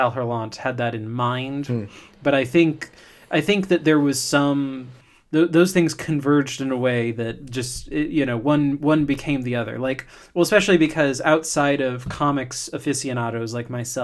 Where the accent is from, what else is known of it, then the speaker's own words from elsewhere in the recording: Hillsborough, Florida, United States; I'm from Hillsboro, Florida